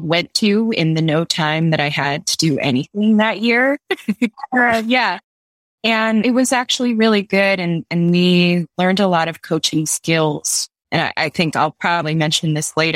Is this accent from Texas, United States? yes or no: no; New York City, New York, United States; moved away as an adult; now in San Francisco, United States; I'm originally from New York. I moved out to the West Coast about 3 years ago